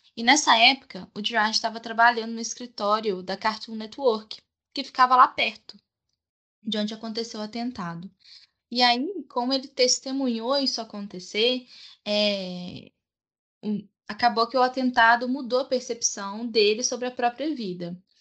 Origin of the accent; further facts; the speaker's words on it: Minas Gerais, Brazil; Tenho 25 anos e sou de Minas